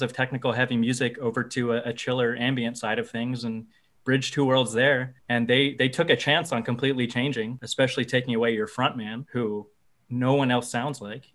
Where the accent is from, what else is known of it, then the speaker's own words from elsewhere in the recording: Gainesville, Florida, United States; I was born and raised here